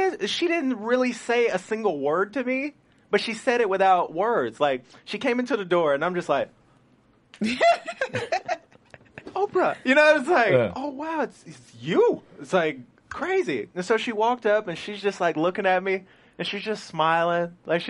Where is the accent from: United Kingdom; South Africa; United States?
United States; Indiana; I mean, I'm from Indiana, so everybody right. loved his plays.